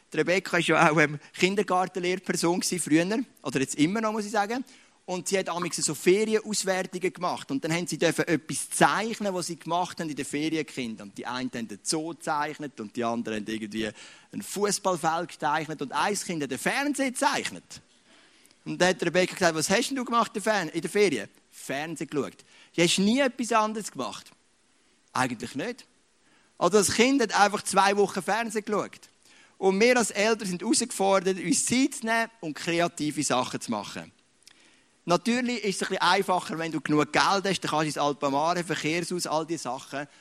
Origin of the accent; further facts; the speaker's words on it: Switzerland; Ich bin ein Schweizer, das ist meine Identität.